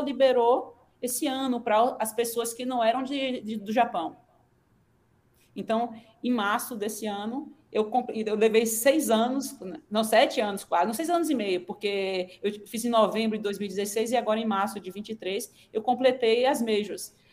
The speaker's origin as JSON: {"language": "Portuguese", "town": "Aracaju", "region": "Sergipe", "country": "Brazil", "moved": "as an adult", "lives_now": "Ribeirão Preto, Brazil", "said": "eu sou de Aracaju, então tinha a orla para eu correr"}